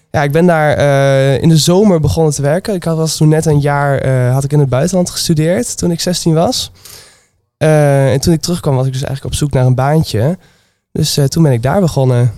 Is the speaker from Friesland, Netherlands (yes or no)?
no; Twente, Overijssel, Netherlands; moved away as an adult; now in Nijmegen, Netherlands; Ik kom uit Twente. En sinds drie jaar woon ik hier ongeveer